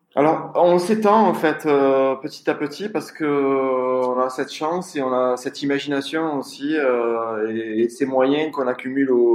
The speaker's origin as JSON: {"language": "French", "town": "Marseille", "region": "Provence-Alpes-Côte d'Azur", "country": "France", "tie": "born or raised there", "said": "je suis marseillais, j'ai grandi dans des HLM"}